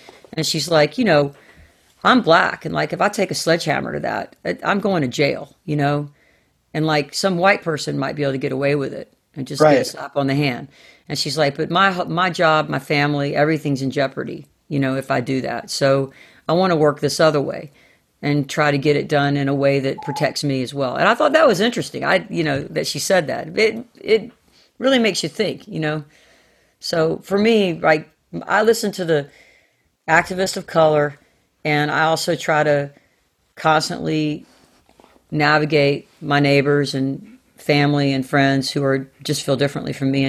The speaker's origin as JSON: {"language": "English", "region": "Southern United States", "country": "United States", "said": "I mean, I am a Southerner like to the core."}